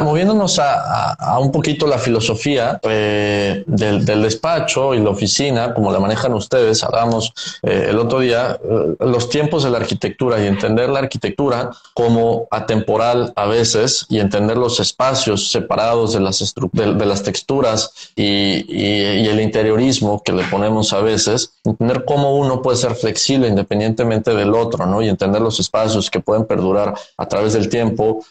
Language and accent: Spanish; Mexico; como mexicanos y latinos